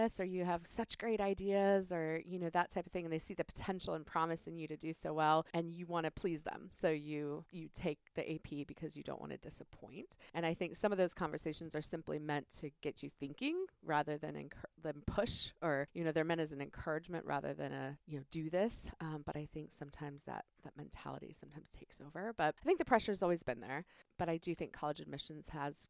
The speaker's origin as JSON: {"language": "English", "area": "Prince William County", "region": "Northern Virginia", "country": "United States", "tie": "born or raised there", "said": "I grew up in Northern Virginia. I grew up in Prince William County"}